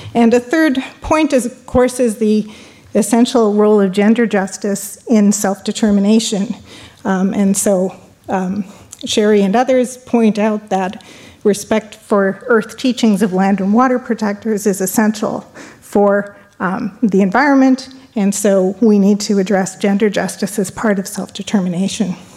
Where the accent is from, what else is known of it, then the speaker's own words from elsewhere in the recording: Canada; as a Canadian